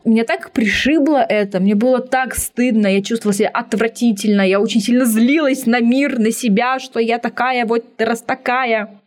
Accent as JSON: {"language": "Russian", "area": "near Tomsk, Western Siberia", "region": "Tomsk Oblast", "country": "Russia", "tie": "born or raised there", "moved": "yes", "said": "я вот родилась в Томске под Томском даже, в Сибири, в Западной"}